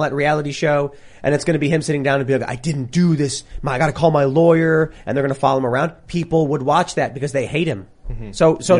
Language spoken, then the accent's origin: English; Chicago, Illinois, United States; moved away; growing up in Chicago